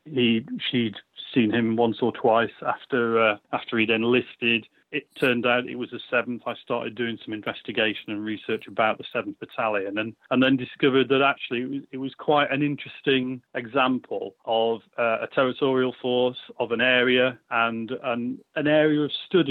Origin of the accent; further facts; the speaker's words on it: Lancashire, North West England, United Kingdom; I grew up in Lancashire, on the Lancashire coast